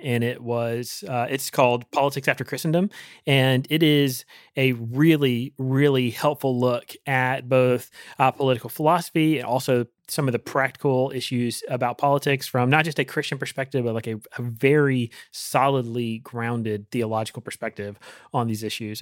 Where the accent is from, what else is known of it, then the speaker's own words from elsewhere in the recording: Rocky Mount, North Carolina, United States; my hometown in, in Rocky Mountain, Eastern mm-hmm. North Carolina